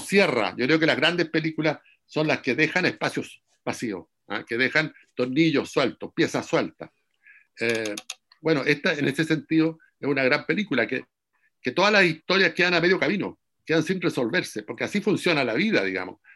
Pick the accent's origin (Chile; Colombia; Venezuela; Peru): Chile; Curicó, Maule; also born or lived in Talcahuano; yo soy de Curicó, por ejemplo, y de Talcahuano